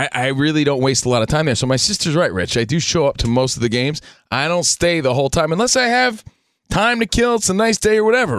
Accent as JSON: {"language": "English", "region": "New Jersey", "country": "United States", "lives_now": "Los Angeles, United States", "said": "My sister's the only family I have out here in Los Angeles. Again, I'm from New Jersey."}